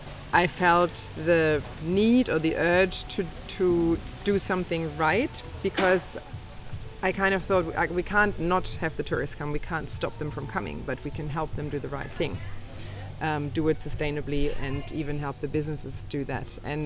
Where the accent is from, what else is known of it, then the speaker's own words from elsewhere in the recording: Berlin, Germany; English is a second language; also born or lived in Australia; now in Tulum, Mexico; Okay, I am originally from Berlin and have also lived probably abroad outside of Berlin for over 20 years. And you might be able to detect from my accent here or there that I spent a long time in Australia, 16 years